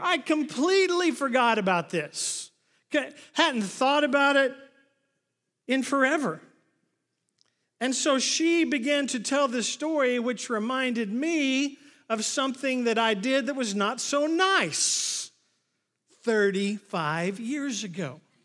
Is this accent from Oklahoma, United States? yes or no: yes; Oklahoma, United States; moved away; I grew up in Oklahoma